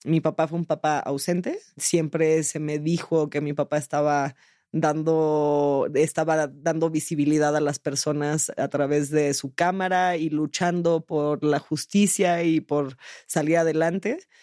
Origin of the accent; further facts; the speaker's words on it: San Jose, California, United States; moved away; also born or lived in Mexico City, Mexico; yo fui criada en San José, California, en el pueblito de San José, California